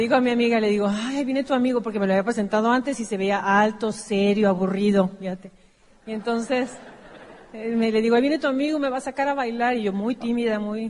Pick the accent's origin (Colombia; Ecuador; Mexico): Mexico; Mexico City; Yo soy originaria de Mexicali, una, ciudad muy pequeña, frontera con Estados Unidos, pero donde está un desierto, un calor impresionante. Así es que nada más nací de ahí, me llevaron corriendo a la Ciudad de México, donde crecí.